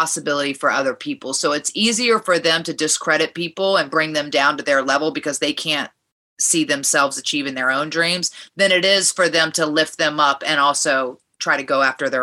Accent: Richmond, Virginia, United States; I grew up in Virginia

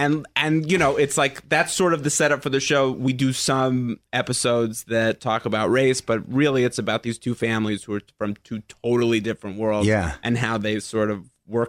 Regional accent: New York, United States; New York.

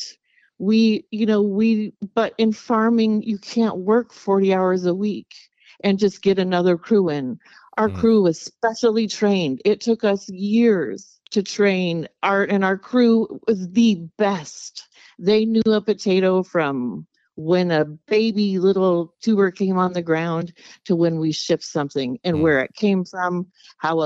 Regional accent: Lynden, Washington, United States; We were both raised in Linden

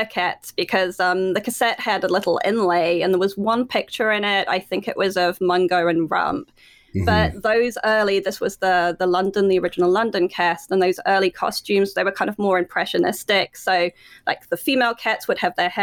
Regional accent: New Zealand; moved away; starting off in New Zealand

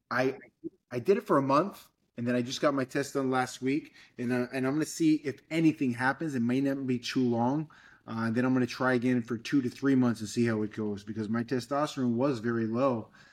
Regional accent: Fall River, Massachusetts, United States; now in Miami, United States; I grew up in Fall River, Massachusetts

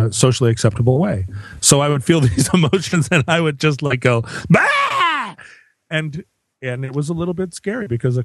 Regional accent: Welsh, Wales, United Kingdom; I am Welsh

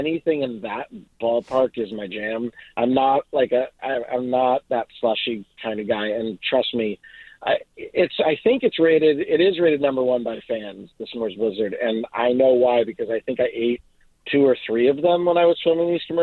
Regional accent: Boston, Massachusetts, United States; now in Los Angeles, United States; I'm from Boston

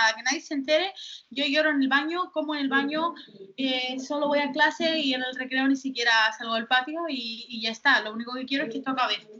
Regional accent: Gran Canaria, Canary Islands, Spain; yo nací en Gran Canaria

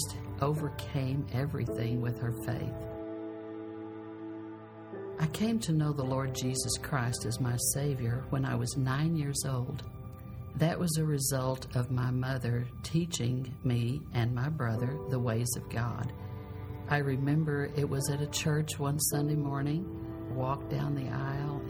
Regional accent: San Diego, California, United States; I grew up in San Diego in a very poor area

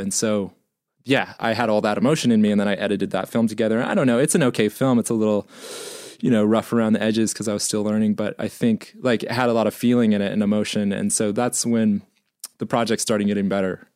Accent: Missouri, United States; growing up in Missouri

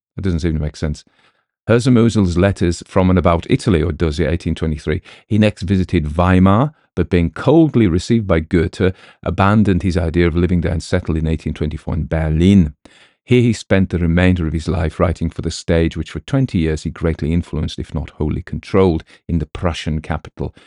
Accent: United Kingdom; we as British people

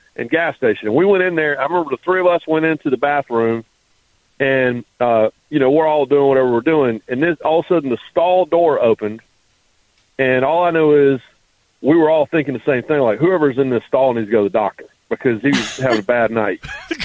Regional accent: the Carolinas, United States; growing up in the Carolinas, Wake Forest, most of my life was funded and operated by the North Carolina Baptist Association.

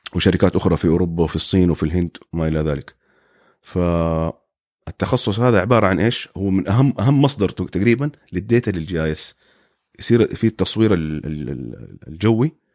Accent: Saudi Arabia; moved away as an adult; now in United States; عندنا في السعوديه

